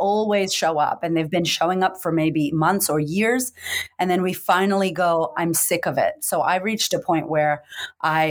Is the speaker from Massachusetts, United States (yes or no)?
yes; Boston, Massachusetts, United States; moved away as an adult; now in Australia; I grew up in America, in Boston, to a bipolar single mother